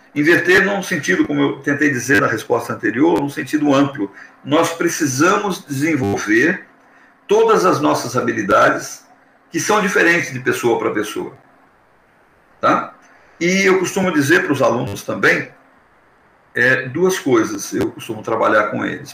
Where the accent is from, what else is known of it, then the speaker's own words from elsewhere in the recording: Brazil; nós, como brasileiros